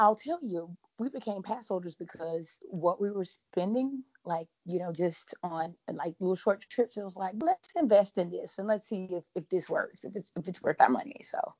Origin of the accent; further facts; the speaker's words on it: Panama City, Florida, United States; now in Warner Robins, United States; I am originally from the Panama City area, so I'm a Florida native. And I currently live in Warner Robins, Georgia, which is about an hour from Atlanta